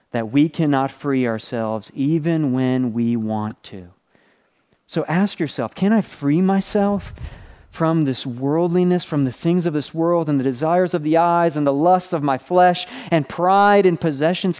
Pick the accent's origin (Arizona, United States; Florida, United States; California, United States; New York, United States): New York, United States; Buffalo; So I'm from Buffalo, New York. I used to live on Niagara Falls Boulevard